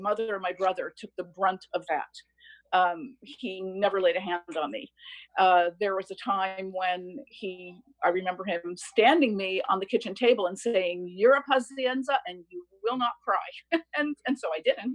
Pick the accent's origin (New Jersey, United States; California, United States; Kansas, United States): New Jersey, United States; Bloomfield; also born or lived in Newark, New Jersey; now in Keswick Ridge, Canada; I was born in Newark, New Jersey, grew up in Bloomfield, New Jersey to Italian immigrants.